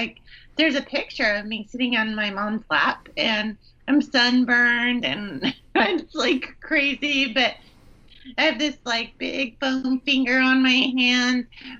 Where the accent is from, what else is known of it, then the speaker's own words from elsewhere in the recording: Bay Area, California, United States; I am definitely from the Bay Area.